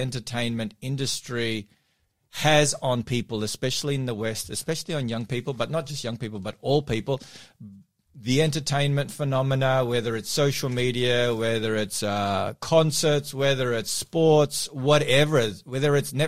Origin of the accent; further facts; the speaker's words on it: Melbourne, Victoria, Australia; now in Sydney, Australia; my hometown of Melbourne.